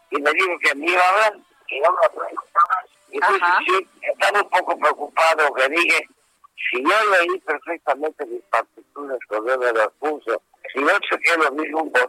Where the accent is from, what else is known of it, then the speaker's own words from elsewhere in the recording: Yucatán, Mexico; Entonces yo, yo soy yucateco